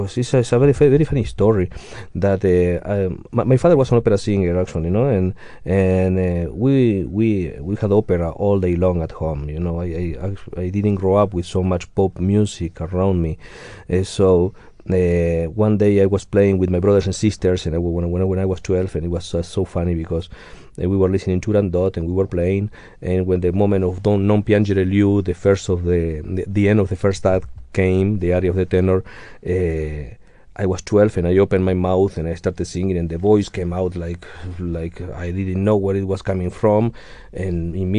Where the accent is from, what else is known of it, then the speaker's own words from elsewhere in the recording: Argentina; moved away as an adult; also born or lived in Uruguay / United States; I was born in South America. Then I grew up in Argentina, and at around 20 years old, I moved to the United States